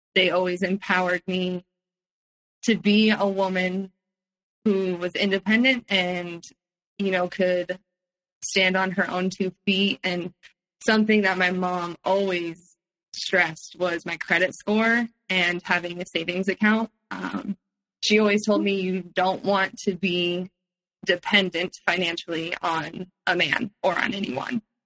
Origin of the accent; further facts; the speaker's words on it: Palo Alto, California, United States; also born or lived in San Francisco; I grew up in Palo Alto